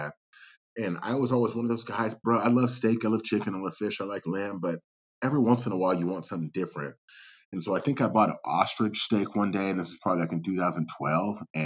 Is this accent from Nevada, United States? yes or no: no; Napa, California, United States; growing up in the Bay Area, California, Northern Cali, I would say we're very farm to table out here, at least where I'm at. You know, growing up in Napa